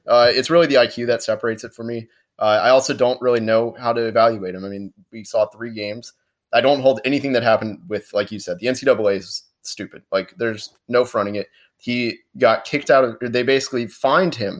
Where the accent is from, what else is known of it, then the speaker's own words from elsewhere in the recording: Orlando, Florida, United States; I'm from Orlando.